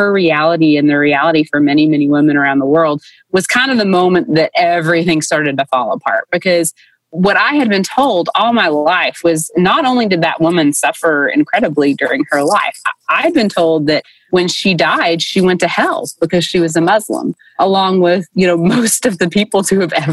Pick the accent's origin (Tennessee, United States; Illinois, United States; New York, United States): Tennessee, United States; Dayton; born or raised there